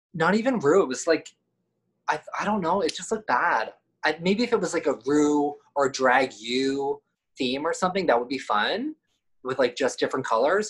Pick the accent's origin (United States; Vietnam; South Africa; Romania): United States; East Coast; I'm from the East Coast